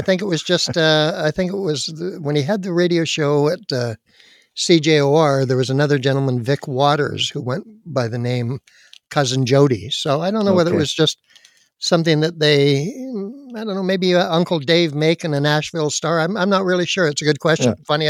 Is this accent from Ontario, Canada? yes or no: no; Surrey, British Columbia, Canada; Born and raised on the West Coast up in beautiful Surrey, North Surrey, British Columbia.